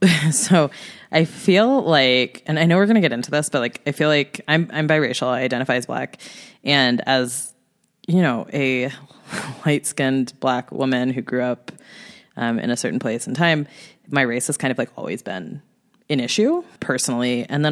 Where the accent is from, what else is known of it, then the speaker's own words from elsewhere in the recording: Pottstown, Pennsylvania, United States; moved away as an adult; also born or lived in Madison, Wisconsin; now in Los Angeles, United States; I was born in Wisconsin. Shout outs to Madison. And I lived there for a very short period of time. And I mostly grew up, in Pennsylvania, PA all day, outside of Philly in a little town. It's not little, it's like 10,000 people, but a town called Pottstown